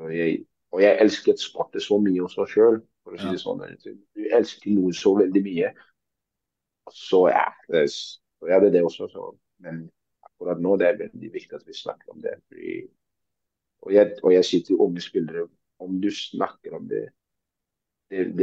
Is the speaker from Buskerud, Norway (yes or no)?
no; Oslo, Norway; jeg er fra Tøyen.